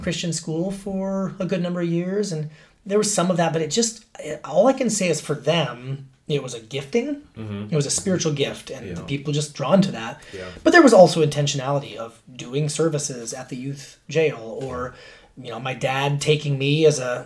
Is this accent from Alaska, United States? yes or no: yes; Alaska, United States; also born or lived in Fairbanks, Alaska / Anchorage, Alaska; I grew up in Alaska, I should have mentioned, but we moved from Fairbanks, Alaska to Anchorage